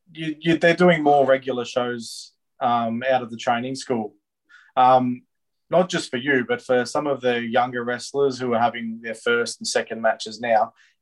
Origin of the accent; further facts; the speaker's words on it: Melton, Victoria, Australia; growing up in Melton, there's two things you can do. You can do flips off the park, or you can go to the train station and throw rocks at trains.